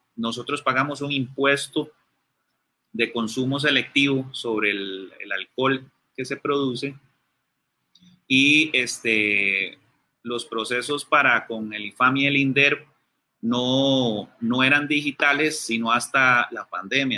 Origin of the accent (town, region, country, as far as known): Costa Rica